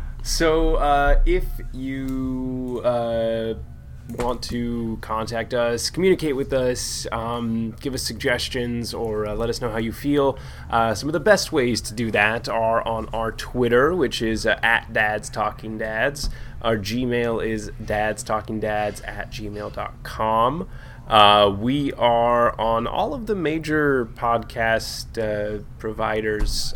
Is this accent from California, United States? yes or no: yes; San Diego, California, United States; we're from San Diego